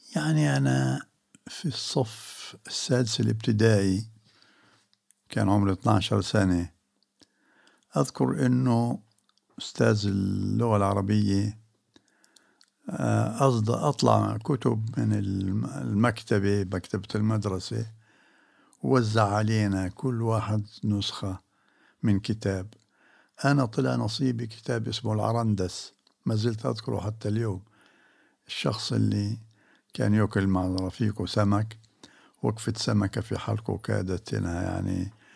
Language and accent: Arabic; Jerusalem, Palestine; moved away as an adult; also born or lived in Prague / Amman / Beirut; بيتنا هنا في آه، جبل المكبر